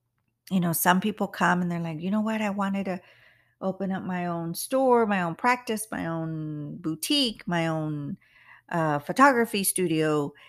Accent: United States; I'm not white and I'm not all American, which I consider myself all American, but I am Mexican American. So it's a little hard for us in the Latin, the Latinos that are living here in the United States.

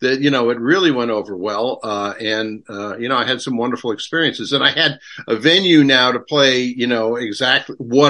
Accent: Westchester County, New York, United States; moved away as an adult; also born or lived in Queens, New York City / Indiana University, Indiana; now in Portland, United States; I was born in Queens, so I'm from New York City. I grew up in Westchester County

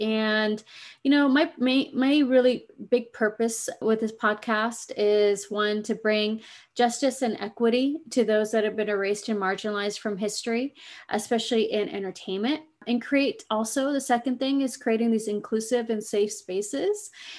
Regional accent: Pacific Northwest, United States; also born or lived in Fiji; I was born in Fiji, islands in the South Pacific, and I grew up in North America. I'm a Pacific Northwest gal, and I love it.

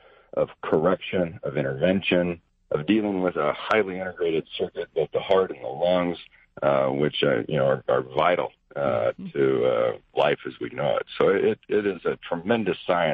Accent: Cody, Wyoming, United States; moved away; I grew up outside a little town out by Yellowstone Park called Cody, Wyoming

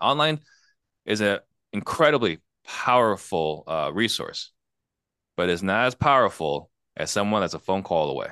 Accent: Arizona, United States; also born or lived in Italy / California; everything I know is Arizona. So I'm American through and through

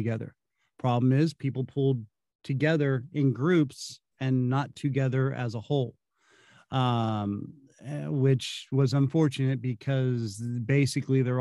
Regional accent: California, United States; now in Kansas City, United States; growing up in California

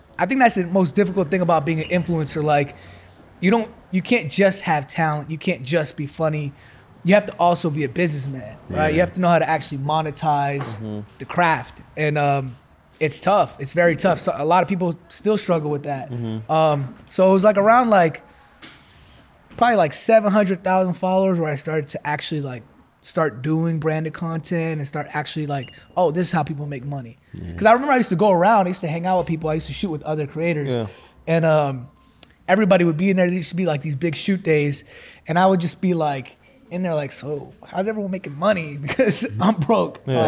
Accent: New York, United States; moved away as an adult; also born or lived in Dallas; now in Los Angeles, United States; New York, born and raised

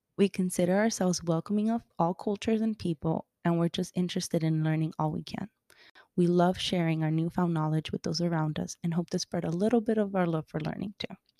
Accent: Miami, Florida, United States; also born or lived in Colombia; I'm Colombian, but I've lived in Miami ever since I was little

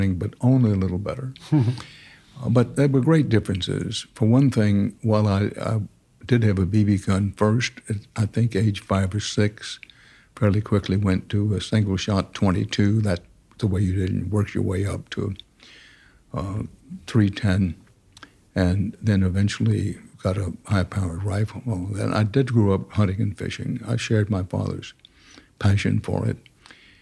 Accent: Houston, Texas, United States; also born or lived in Wharton, Texas; we moved to the very edge of Houston, a place called the Houston Annex, Heights Annex, which what at that time was literally, we lived on the next to last street in the city limits in Houston

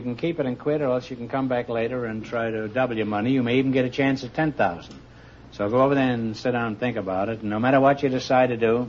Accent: Massachusetts, United States; born there; because I was born in Massachusetts.

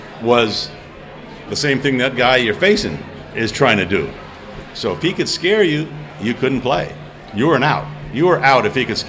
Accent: New Hampshire, United States; You know, growing up in New Hampshire, a Triple Crown winner and all

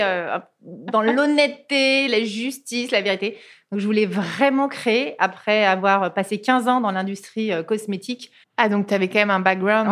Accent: Cantal, Aurillac, Auvergne-Rhône-Alpes, France; je suis originaire d'Auvergne, du Cantal

